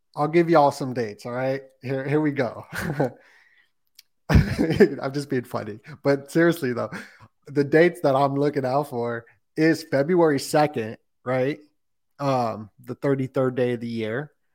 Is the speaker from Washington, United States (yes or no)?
no; Las Vegas, Nevada, United States; moved away as an adult; also born or lived in California; I'm from Las Vegas